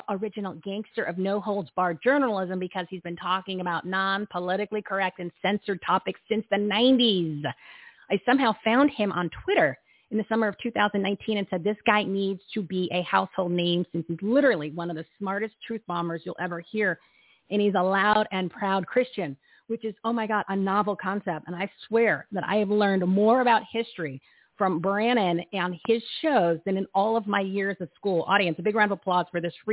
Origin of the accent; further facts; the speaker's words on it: New Jersey, United States; I'm from Jersey